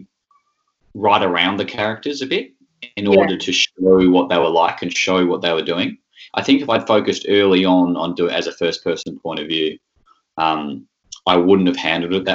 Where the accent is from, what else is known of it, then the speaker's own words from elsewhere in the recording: Tasmania, Australia; I come from Tasmania